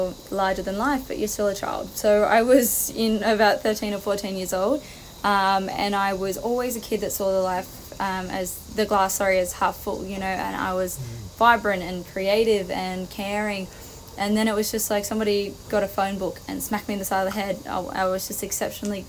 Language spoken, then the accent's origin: English; Newcastle, New South Wales, Australia; I'm from Newcastle originally.